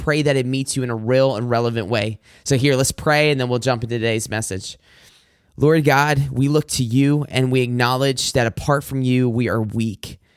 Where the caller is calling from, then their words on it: Macomb, Michigan, United States; I'm recording from Macomb, Michigan. If you're not familiar with the Detroit metro area, then I am about